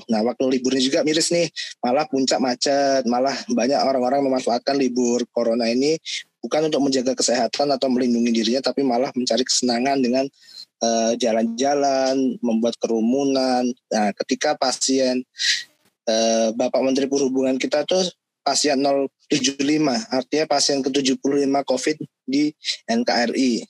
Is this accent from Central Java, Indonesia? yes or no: no; Lampung, Indonesia; ya gue orang Lampung nih gue cerita sedikit pengalaman di daerah gue